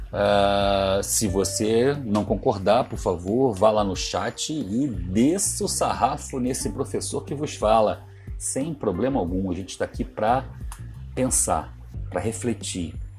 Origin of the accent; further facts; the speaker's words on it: Ceará, Brazil; moved away; also born or lived in São Paulo / Rio de Janeiro; Eu sou cearense